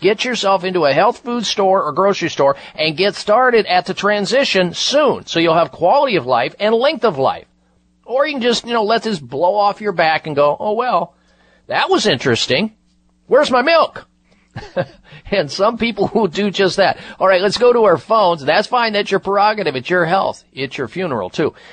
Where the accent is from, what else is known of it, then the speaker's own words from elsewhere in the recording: Midwest, United States; moved away; I grew up in the Midwest